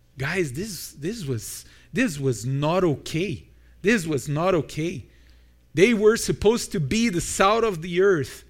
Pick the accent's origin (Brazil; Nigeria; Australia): Brazil; moved away as an adult; now in Milton, Canada; I'm from Brazil